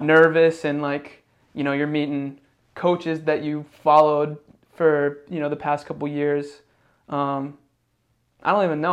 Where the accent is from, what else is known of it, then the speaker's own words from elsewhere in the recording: Indiana, United States; moved away; also born or lived in Ohio; I grew up in Indiana